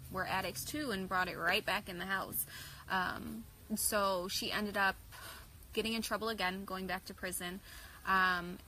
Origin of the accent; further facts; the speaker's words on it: Joliet, Illinois, United States; also born or lived in Coal City, Illinois; I am from Joliet, Illinois